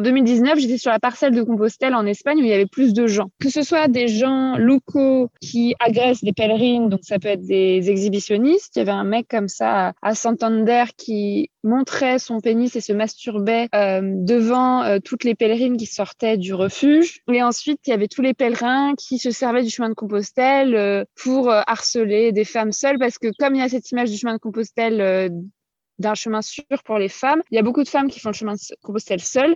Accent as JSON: {"language": "French", "country": "France", "said": "j'aimerais bien connaître mon propre pays."}